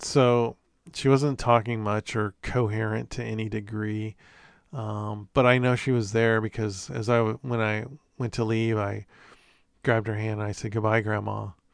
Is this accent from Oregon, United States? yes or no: yes; Corvallis, Oregon, United States; I was born in Corvallis, if you know anything about Oregon geography